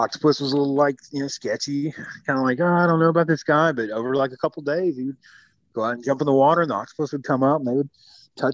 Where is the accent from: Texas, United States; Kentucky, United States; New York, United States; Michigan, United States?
Michigan, United States; I grew up in the Michigan area